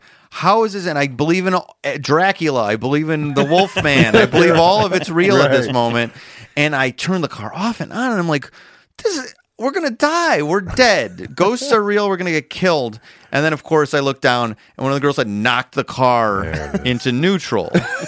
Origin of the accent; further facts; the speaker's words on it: Schaumburg, Illinois, United States; Schaumburg, Illinois.